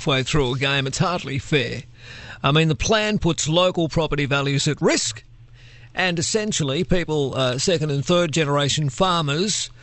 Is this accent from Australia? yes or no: yes; Penrith, New South Wales, Australia; I grew up in the Penrith region